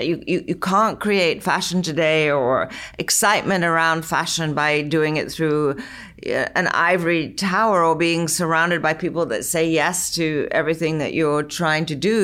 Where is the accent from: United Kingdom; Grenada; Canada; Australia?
United Kingdom; London; now in United States; I was growing up in London in the sixties